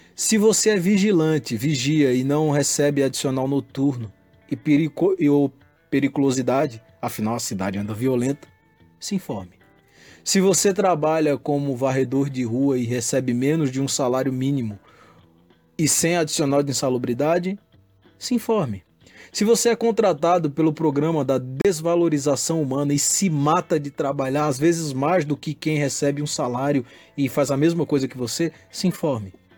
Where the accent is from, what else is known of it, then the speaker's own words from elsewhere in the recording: Panelas, Pernambuco, Brazil; moved away; nasci em Panelas, portanto, sou parte do povo